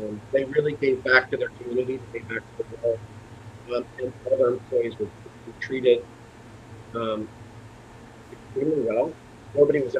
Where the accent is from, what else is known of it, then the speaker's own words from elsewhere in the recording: Vermont, United States; moved away as an adult; also born or lived in Baltimore; I moved permanently back to my home state of Vermont